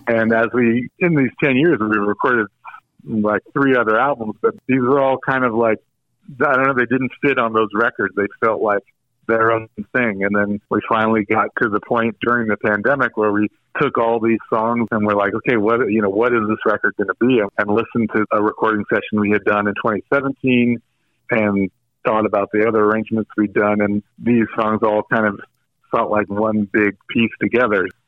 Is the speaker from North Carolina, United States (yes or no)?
yes; Greensboro, North Carolina, United States; I grew up in Greensboro, North Carolina, which was a very kind of mainstream suburb